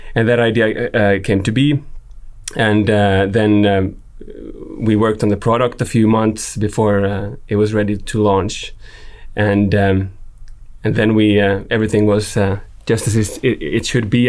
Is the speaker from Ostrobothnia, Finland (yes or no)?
yes; Jakobstad, Ostrobothnia, Finland; I'm from Finland, I'm from up north, Jakobstad